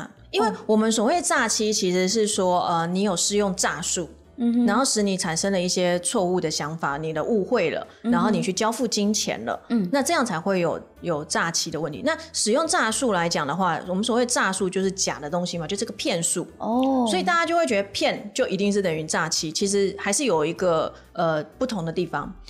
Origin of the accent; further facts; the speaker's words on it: Taiwan; 我们是台湾人，